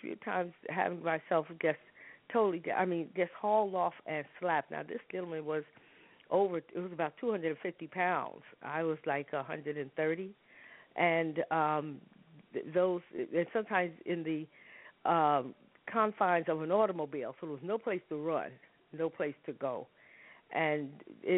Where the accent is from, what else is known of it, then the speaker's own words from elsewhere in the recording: New York City, New York, United States; moved away as an adult; also born or lived in Harlem; I tell people I was born in Harlem and raised in the South Bronx